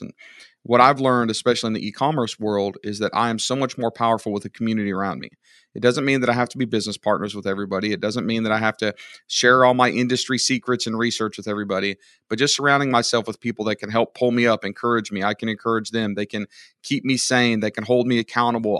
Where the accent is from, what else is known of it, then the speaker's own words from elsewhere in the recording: United States; I'm an American